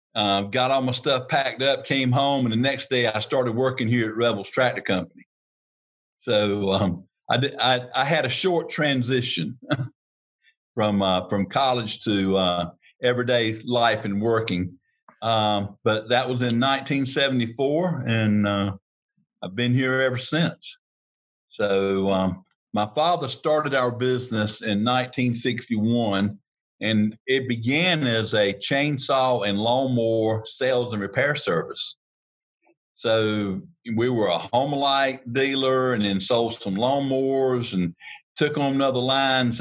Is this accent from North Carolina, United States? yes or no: yes; Harnett County, North Carolina, United States; born and raised in Harnett County, North Carolina. Grew up on the Baca farm